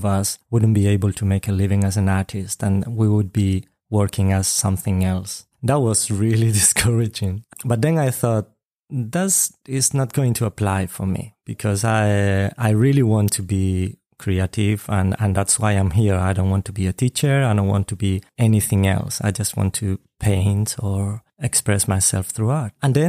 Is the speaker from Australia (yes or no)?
no; Spain; I'm from Spain.